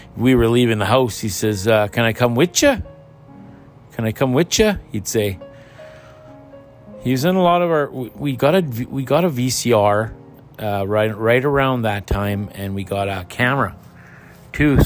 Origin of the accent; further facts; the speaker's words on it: Pine Falls, Manitoba, Canada; moved away; my hometown of Pine Falls